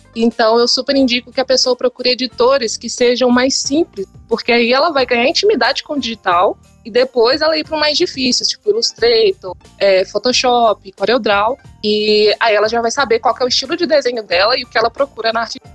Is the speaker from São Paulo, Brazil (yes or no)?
no; interior of Minas Gerais, Brazil; Eu fui do interior de Minas